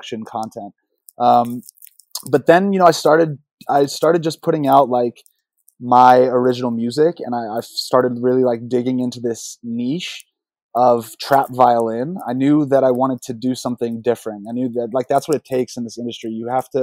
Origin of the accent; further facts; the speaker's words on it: Atlanta, Georgia, United States; that's where I got my love for hip hop and trap, is just growing up in Atlanta